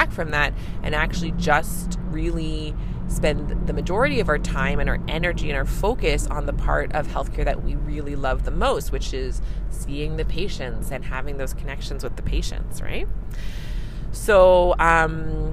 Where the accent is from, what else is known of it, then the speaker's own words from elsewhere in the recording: Canada; I'm a Canadian family physician